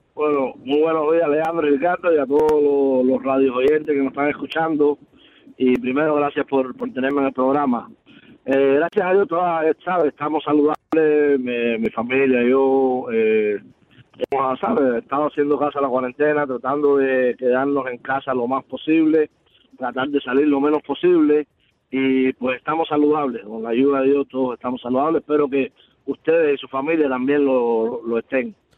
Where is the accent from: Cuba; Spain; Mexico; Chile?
Cuba; now in Miami, United States; desde que yo llegué de Cuba